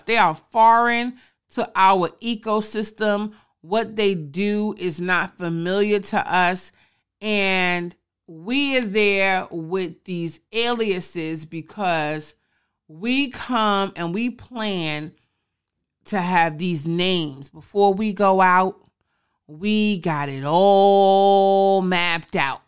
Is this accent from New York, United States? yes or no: yes; New York City, New York, United States; also born or lived in Brooklyn; I may have been born and raised in the Boogie Down Bronx, but I became a woman in Brooklyn